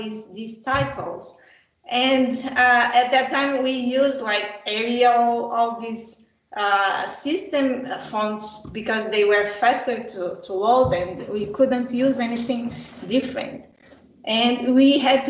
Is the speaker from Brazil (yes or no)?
yes; Brazil; I was born in Brazil